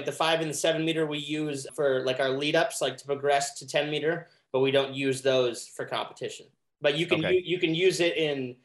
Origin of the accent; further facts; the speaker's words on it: Columbus, Ohio, United States; also born or lived in Cincinnati, Ohio / Florida Keys; we moved from Cincinnati to Columbus when I was 7